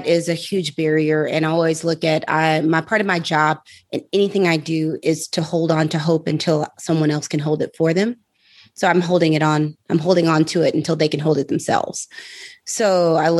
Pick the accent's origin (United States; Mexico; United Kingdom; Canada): United States; St. Louis, Missouri; now in Atlanta, United States; I'm originally from St. Louis, Missouri